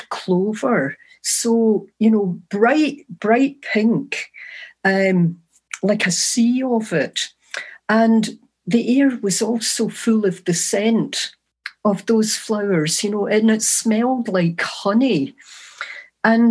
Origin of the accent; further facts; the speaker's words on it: East Kilbride, Scotland, United Kingdom; now in Ireland; I grew up in East Kilbride, which is a new town near Glasgow